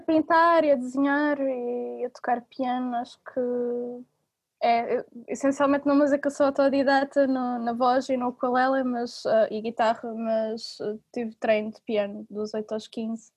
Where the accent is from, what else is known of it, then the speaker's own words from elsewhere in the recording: Portugal; eu sou portuguesa